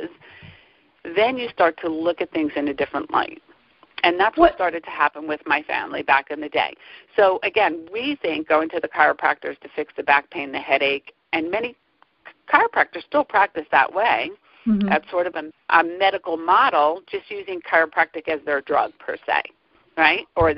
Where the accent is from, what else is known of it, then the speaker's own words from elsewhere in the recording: New Jersey, United States; now in Pennsylvania, United States; I grew up in New Jersey, currently in Pennsylvania